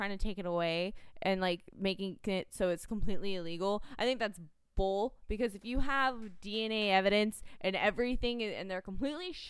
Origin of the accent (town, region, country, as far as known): United States